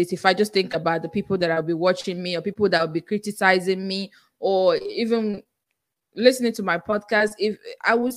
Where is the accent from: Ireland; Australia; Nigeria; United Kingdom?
Nigeria; accent: Nigerian; English is a second language; now in United States; I still have my Nigerian accent and I'm very proud of it